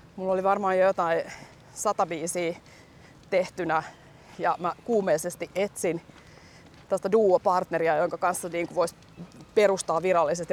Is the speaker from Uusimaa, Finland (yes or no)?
yes; Helsinki, Uusimaa, Finland; Mun lapsuuden koti on tossa.